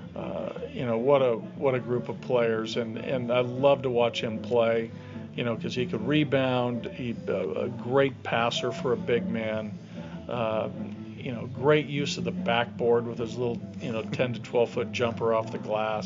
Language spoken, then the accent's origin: English; the Northwest, Pacific Northwest, United States; I grew up in the Northwest